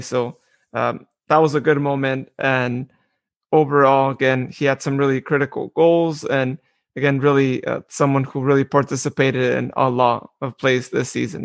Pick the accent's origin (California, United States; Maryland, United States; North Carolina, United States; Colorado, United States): California, United States; Modesto; I'm from Modesto.